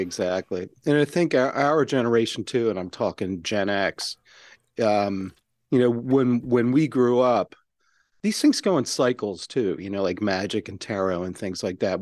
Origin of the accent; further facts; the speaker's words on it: Maryland, United States; my home state of Maryland